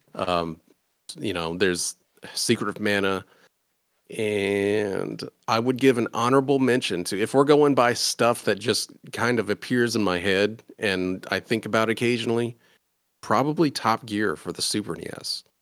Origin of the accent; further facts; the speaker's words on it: Indiana, United States; I am from Indiana